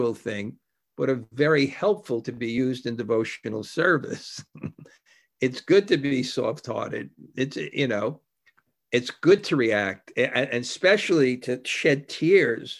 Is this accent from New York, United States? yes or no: yes; New York, United States; I grew up in New York